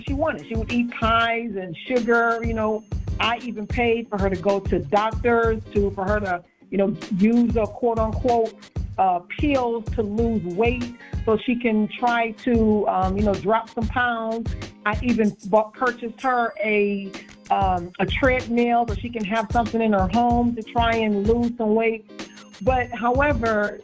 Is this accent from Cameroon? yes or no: no; Detroit, Michigan, United States; I was born and raised in Detroit, Michigan